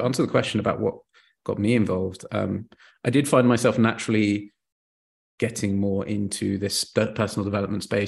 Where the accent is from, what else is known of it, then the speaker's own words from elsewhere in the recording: Bath, South West England, United Kingdom; moved away as an adult; also born or lived in France / Belgium; now in Brussels, Belgium; I grew up in a place called Bath